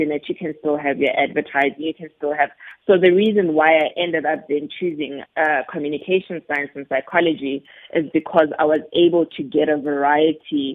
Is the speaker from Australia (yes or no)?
no; Johannesburg, Gauteng, South Africa; also born or lived in Soweto; I was born in Johannesburg and raised in Johannesburg. I'm the Joburg girl.